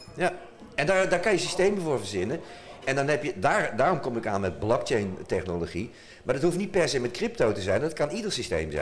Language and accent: Dutch; Utrecht, Netherlands; ik kom uit Utrecht